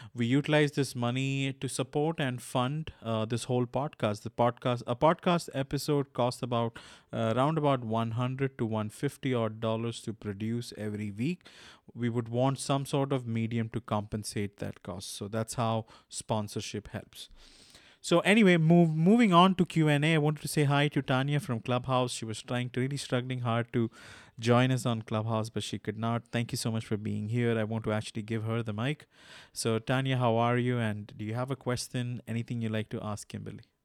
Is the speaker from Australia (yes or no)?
no; India; I'm from India